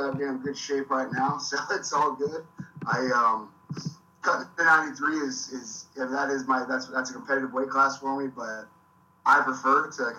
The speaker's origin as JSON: {"language": "English", "country": "United States", "moved": "as an adult", "lives_now": "Australia", "said": "I'm an American."}